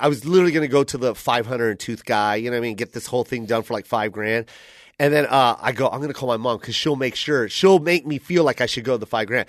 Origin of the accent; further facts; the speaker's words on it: Tacoma, Washington, United States; I'm from Tacoma